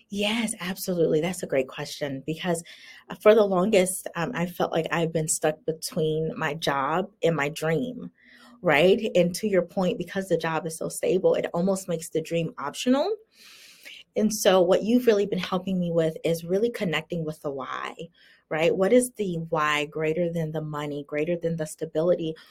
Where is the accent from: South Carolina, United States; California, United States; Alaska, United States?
South Carolina, United States; moved away as an adult; also born or lived in Virginia; I remember moving to Virginia when, you know, I, was born and raised in South Carolina